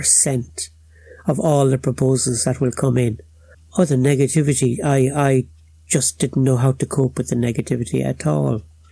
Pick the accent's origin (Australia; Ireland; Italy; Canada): Ireland; Waterford, Munster; accent: Cork; I talk like a Cork man now, but I'm actually a Waterford man.